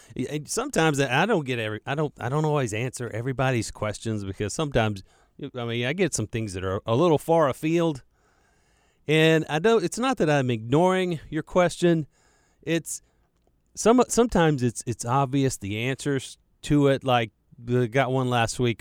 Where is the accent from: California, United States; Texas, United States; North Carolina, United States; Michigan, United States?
North Carolina, United States; Charlotte; accent: western Mecklenburg County drawl; I was raised right here in Charlotte. I'm a Charlotte native.